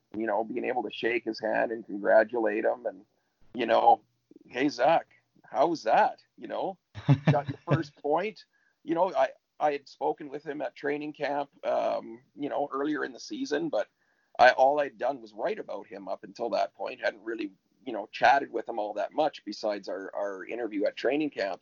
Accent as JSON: {"language": "English", "region": "Ontario", "country": "Canada", "tie": "born or raised there", "moved": "yes", "lives_now": "Sunshine Coast, Canada", "said": "I grew up in Ontario, so I didn't uh, I didn't get out here until 1989"}